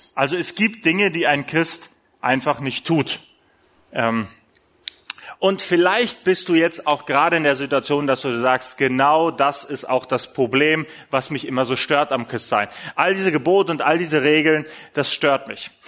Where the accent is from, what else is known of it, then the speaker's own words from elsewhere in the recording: Essen, North Rhine-Westphalia, Germany; Bei uns in Essen, wir sind ja mitten im Ruhrgebiet